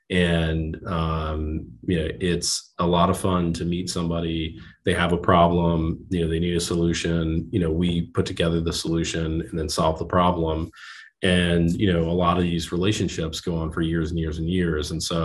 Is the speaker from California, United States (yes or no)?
no; New Jersey, United States; So I'm from New Jersey originally, went to school in Pennsylvania, went to Bucknell, graduated and moved into Manhattan